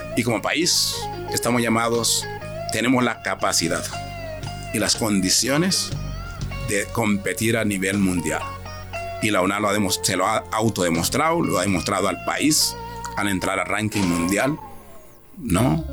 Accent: Honduras; mi país, a nuestro país

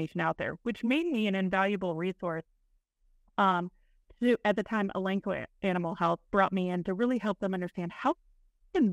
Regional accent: East Central Illinois, United States; now in Indiana, United States; I grew up in East Central Illinois on a small dairy farm

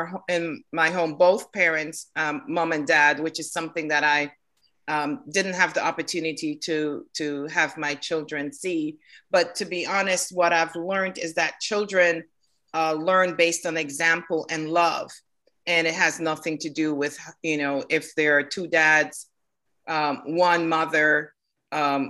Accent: Kingston, Saint Andrew, Jamaica; now in Norcross, United States; I was born in Jamaica in Kingston, St. Andrew

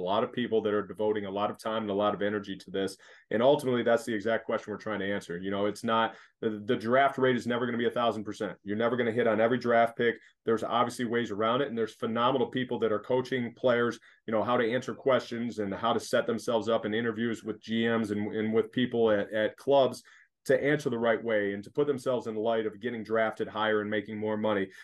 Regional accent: Michigan, United States; moved away as an adult; also born or lived in Los Angeles; now in Philadelphia, United States; growing up in Michigan, is like you live in another country

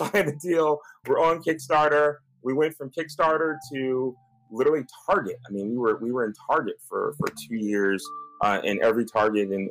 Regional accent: Los Angeles, California, United States; I'm born and raised in L.A.

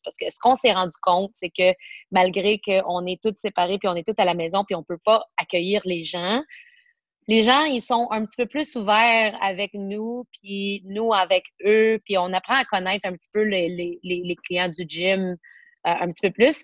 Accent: Montreal, Quebec, Canada; je suis born and raised Montréal, particulièrement dans l'ouest de l'île

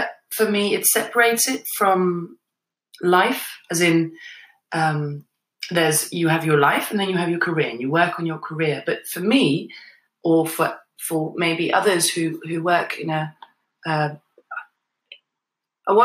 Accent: Netherlands; now in London, United Kingdom; I grew up in the Netherlands, I still have a connection with the Netherlands

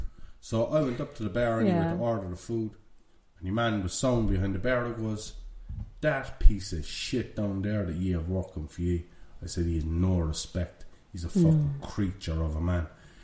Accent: Ireland; Because we're Irish. Know? I think he heard our accents.

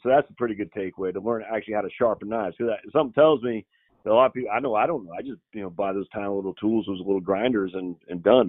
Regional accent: Maine, United States; I'm from Maine, uh, Nicole, so we don't pronounce things correctly

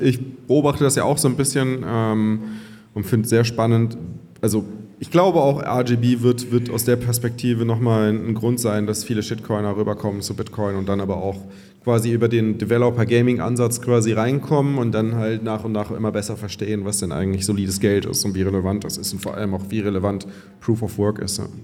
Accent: Cologne, North Rhine-Westphalia, Germany; moved away; also born or lived in Bavaria

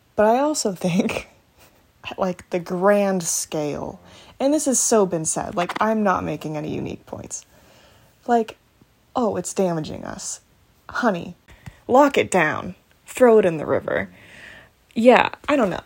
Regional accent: United States; I am an American

